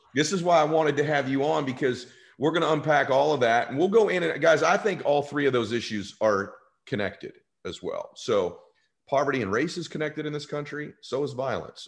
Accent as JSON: {"language": "English", "region": "California", "country": "United States", "tie": "born or raised there", "said": "I grew up in California"}